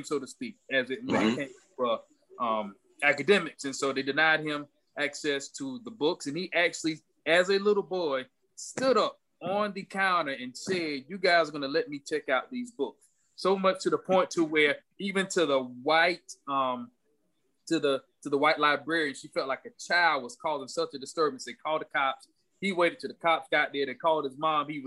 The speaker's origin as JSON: {"language": "English", "town": "Lake City", "region": "South Carolina", "country": "United States", "tie": "born or raised there", "said": "my hometown, Lake City, South Carolina"}